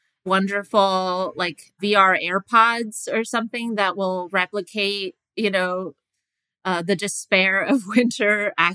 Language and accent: English; New York, United States; I grew up in New York.